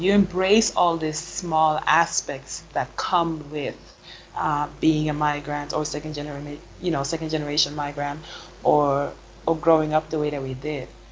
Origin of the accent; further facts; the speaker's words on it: Sweden; first language Swedish; English is a second language; moved away as an adult; also born or lived in United States / Senegal; now in Basel, Switzerland; I was born and raised in Sweden